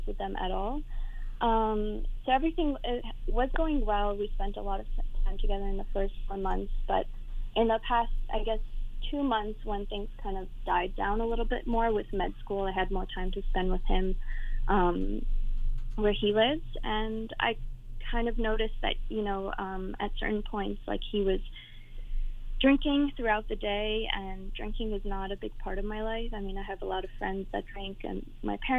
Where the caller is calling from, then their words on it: East Coast, United States; also born or lived in New York City; I'm calling from the East Coast